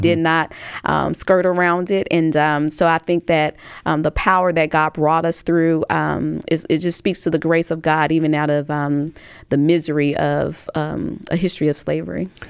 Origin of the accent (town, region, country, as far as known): Tuscaloosa, Alabama, United States